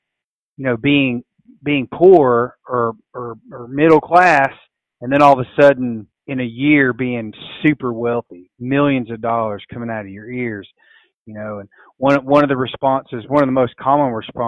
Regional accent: West Tennessee, United States; growing up in West Tennessee, we always hunted flooded

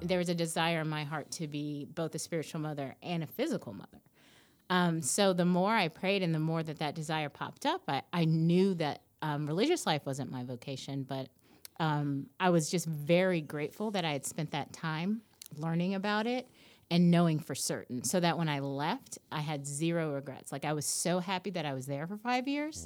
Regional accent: Nashville, Tennessee, United States; I grew up here in Nashville

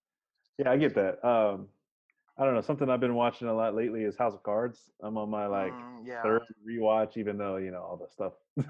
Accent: Columbia, South Carolina, United States; we're both from Columbia

